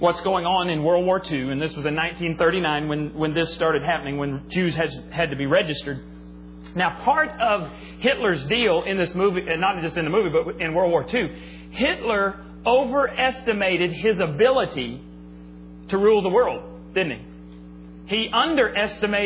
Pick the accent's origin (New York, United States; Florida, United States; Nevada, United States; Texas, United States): Texas, United States; Texas Panhandle, United States; I grew up in the Panhandle of Texas, where we got lots and lots of snow